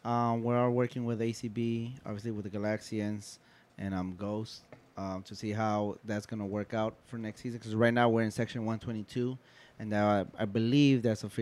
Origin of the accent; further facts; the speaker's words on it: Los Angeles, California, United States; I'm originally from South Central, but I live in East Los.